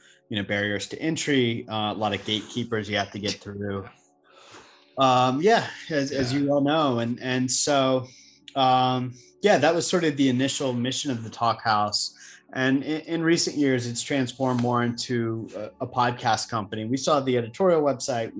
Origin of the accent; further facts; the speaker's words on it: North Carolina, United States; also born or lived in New York; now in Charleston, United States; I'm actually originally from North Carolina